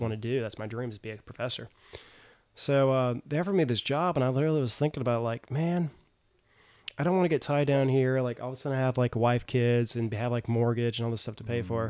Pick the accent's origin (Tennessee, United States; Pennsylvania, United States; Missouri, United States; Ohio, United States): Tennessee, United States; moved away as an adult; now in South Korea; I'm actually from Tennessee